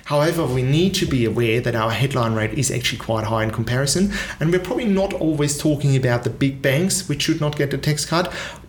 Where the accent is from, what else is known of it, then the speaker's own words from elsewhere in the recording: Australia; also born or lived in Singapore; My father was born in Germany, yet he's American, and I'm Australian, I grew up in Singapore.